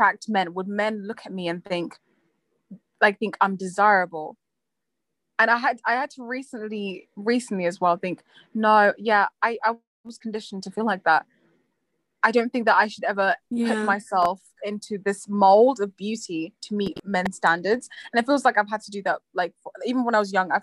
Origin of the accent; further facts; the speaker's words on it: Zimbabwe; moved away; in Zimbabwe when I grew up in Africa